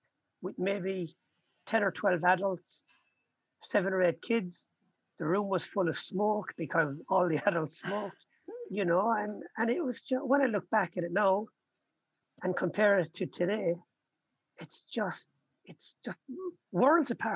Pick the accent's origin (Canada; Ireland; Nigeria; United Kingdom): Ireland; Limerick, Munster; I was born in Limerick in Ireland. I've got 9 brothers and sisters. You know, we grew up and lived in a council house on a council estate.